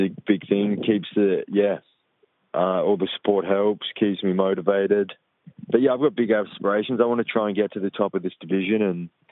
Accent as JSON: {"language": "English", "town": "Perth", "region": "Western Australia", "country": "Australia", "tie": "born or raised there"}